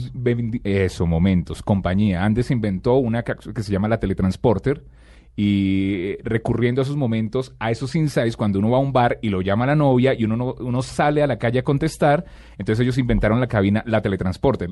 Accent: Colombia; aquí en Colombia

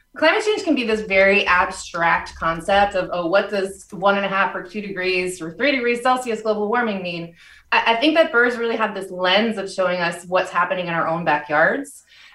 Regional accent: New York, United States; And so I grew up on Long Island and never saw ospreys until recently.

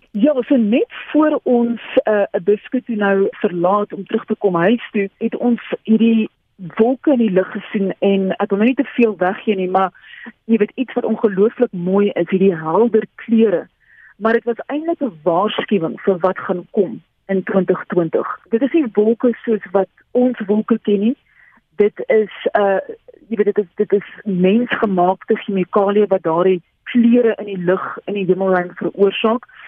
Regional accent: South Africa; as twee Suid-Afrikaners ons is gewoond aan hierdie oranje warm Afrika son

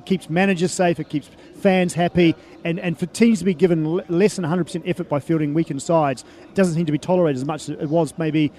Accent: New Zealand; now in Dubai, United Arab Emirates; as a youngster growing up in New Zealand.

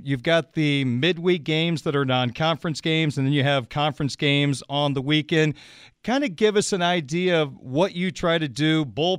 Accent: Central Illinois, United States; moved away; I grew up in Central Illinois watching Missouri Valley basketball.

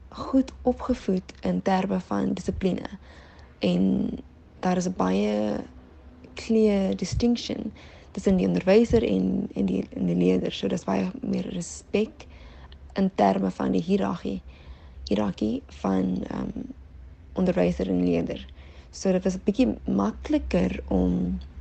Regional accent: Helderberg area, Western Cape, South Africa; moved away as an adult; also born or lived in Paarl / South Korea / South America; Ek is oorspronklik van die Parel, maar het 'n paar jaar in die Hilderberg area gebly en groot geword.

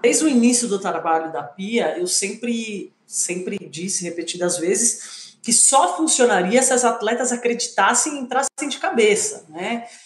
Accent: Brazil; nós somos brasileiros

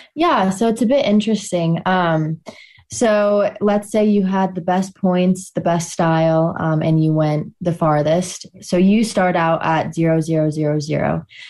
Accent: Steamboat Springs, Colorado, United States; I'm from Steamboat Springs, Colorado

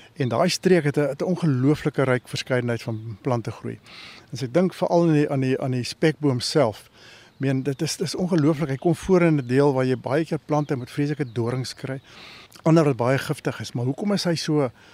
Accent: Northern Cape, South Africa; ons groot geword het in die Noord-Kaap

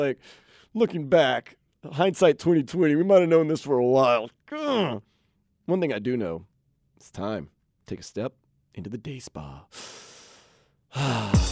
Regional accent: Louisiana, United States; now in South Florida, United States; I'm from Louisiana

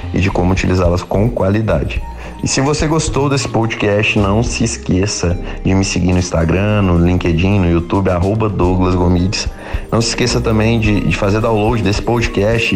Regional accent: Ouro Preto, Minas Gerais, Brazil; Eu sou de Ouro Preto

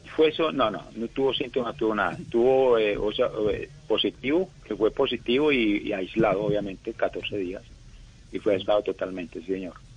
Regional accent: Colombia; moved away; como colombiano y como patriota

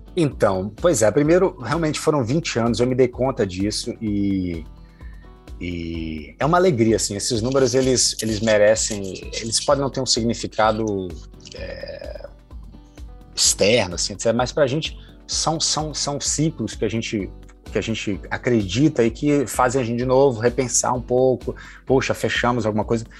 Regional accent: Salvador, Bahia, Brazil; now in Rio de Janeiro, Brazil; Eu sou de Salvador, moro no Rio há muito tempo.

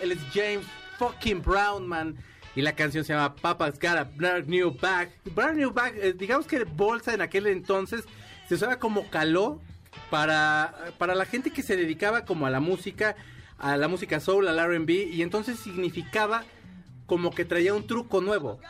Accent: Mexico; la primera vez que salí de México, ya estaba yo bien anciano

